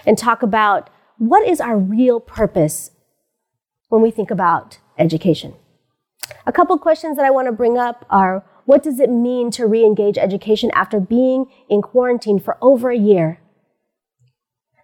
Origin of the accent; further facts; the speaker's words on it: United States; I am Pinay, which means I'm a Filipina born in the United States